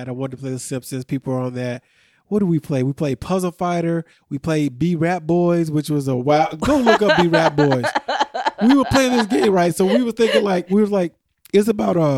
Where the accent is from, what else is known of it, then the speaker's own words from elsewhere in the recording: Montgomery, Illinois, United States; we're from Montgomery, but we work in Naperville